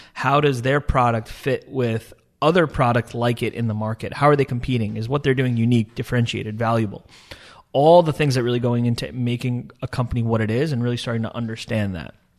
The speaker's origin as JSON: {"language": "English", "area": "Long Island", "region": "New York", "country": "United States", "tie": "born or raised there", "also_born_or_lived": "Dubai", "said": "State University of Stony Brook on Long Island, uh, near where I grew up"}